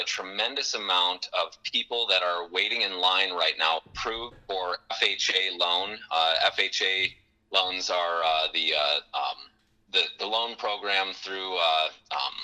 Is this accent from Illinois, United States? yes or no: no; Watford City, North Dakota, United States; moved away as an adult; also born or lived in Denver; I'm from Watford City originally. I grew up here.